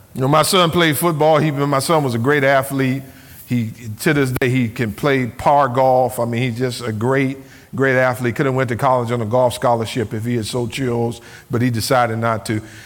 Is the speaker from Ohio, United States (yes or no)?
yes; Cleveland, Ohio, United States; I grew up in Cleveland, Ohio